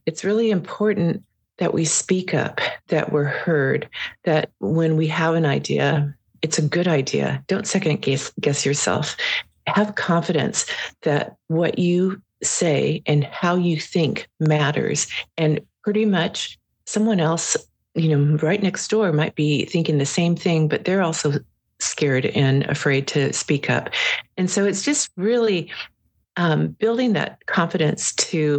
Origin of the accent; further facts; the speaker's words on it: Prince of Wales Island, Alaska, United States; I'm from Prince of Wales, so we have we have remnants of our ancestors